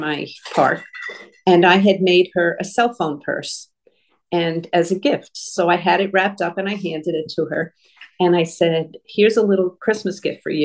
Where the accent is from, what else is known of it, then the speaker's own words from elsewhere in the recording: New Hampshire, United States; moved away as an adult; also born or lived in Florida; I'm from New Hampshire